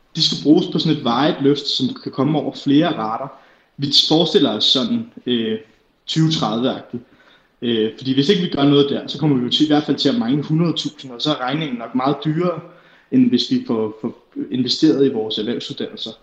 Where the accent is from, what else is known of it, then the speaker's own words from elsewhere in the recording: Herlev, Capital Region of Denmark, Denmark; Jeg er 23 år gammel, så kommer jeg fra Herlev